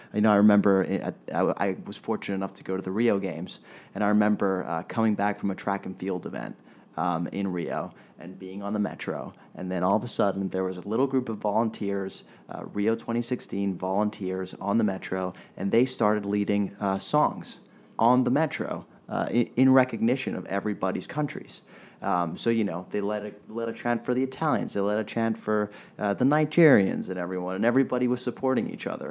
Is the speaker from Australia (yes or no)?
no; Switzerland; moved away as an adult; now in Los Angeles, United States; growing up in Switzerland